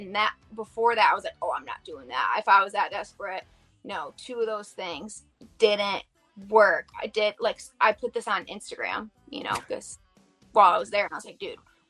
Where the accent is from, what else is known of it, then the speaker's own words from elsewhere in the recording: Bath, Michigan, United States; my hometown, Bath